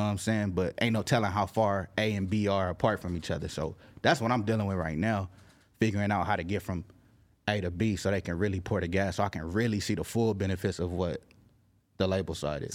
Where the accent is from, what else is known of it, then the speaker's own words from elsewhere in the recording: Carson, California, United States; I'm from L A County, I'm not from L A, nigga, I'm representing Carson.